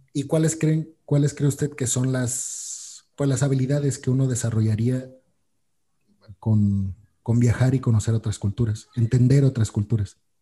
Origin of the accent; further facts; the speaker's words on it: Mexico; nosotros como mexicanos